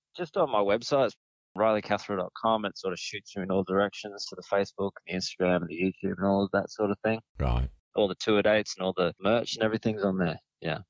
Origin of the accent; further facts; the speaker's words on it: Yass, New South Wales, Australia; moved away as an adult; also born or lived in Snowy Mountains; now in Melbourne, Australia; I grew up sort of near Yass, about an hour away from Goulburn